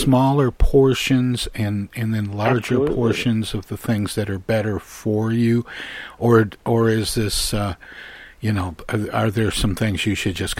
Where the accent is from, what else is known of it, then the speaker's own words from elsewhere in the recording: Midwest, United States; I was raised in the Midwest, and it doesn't feel like I've had a meal unless I've had meat and potatoes.